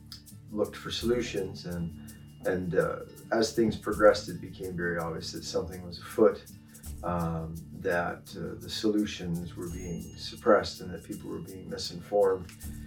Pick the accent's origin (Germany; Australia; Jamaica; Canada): Canada; I'm a Canadian veteran emergency physician